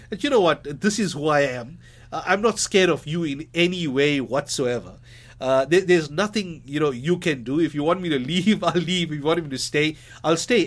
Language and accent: English; Durban, KwaZulu-Natal, South Africa; moved away as an adult; also born or lived in Johannesburg / United States; I'm a Durbanite, a born Durbanite